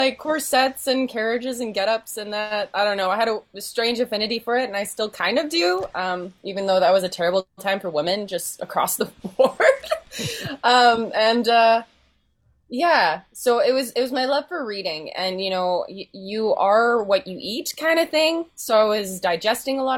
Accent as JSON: {"language": "English", "town": "Winnipeg", "region": "Manitoba", "country": "Canada", "tie": "born or raised there", "also_born_or_lived": "Headingley", "said": "I grew up in Winnipeg, and my family moved to Headingley during the before times"}